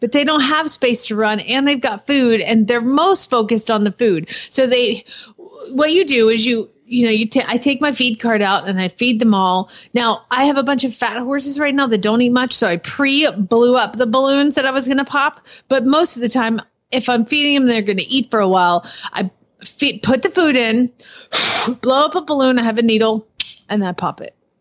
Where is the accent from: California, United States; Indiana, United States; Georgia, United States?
Georgia, United States; I live there. So I'm from Georgia.